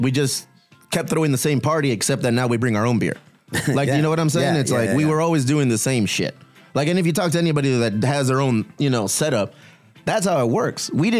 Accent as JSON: {"language": "English", "town": "Chula Vista", "region": "California", "country": "United States", "said": "I'm from Chula Vista."}